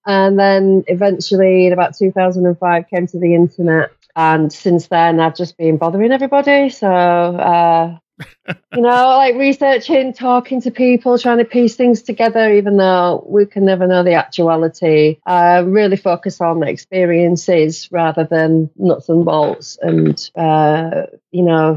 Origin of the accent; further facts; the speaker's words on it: Yorkshire and the Humber, United Kingdom; I'm from Yorkshire